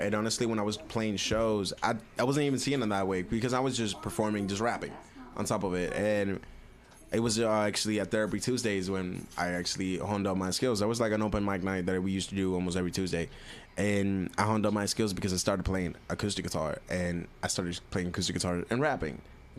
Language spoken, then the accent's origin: English; Miami, Florida, United States; I grew up around hip-hop. I grew up around Miami. Miami is like hip-hop central.